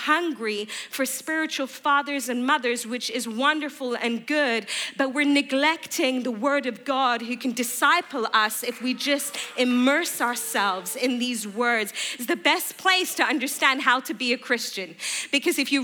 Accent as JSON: {"language": "English", "area": "just south of London", "region": "South East England", "country": "United Kingdom", "tie": "born or raised there", "also_born_or_lived": "Iran / Bedford / Durban, South Africa / California", "moved": "as an adult", "lives_now": "Boston, United States", "said": "And when I was 5, we moved from Iran as a family to the UK. I grew up just south of London"}